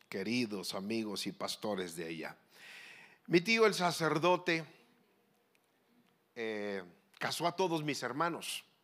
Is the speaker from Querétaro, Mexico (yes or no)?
yes; Querétaro, Mexico; also born or lived in Mexicali; Soy, soy queretano. Mi madre, queretana.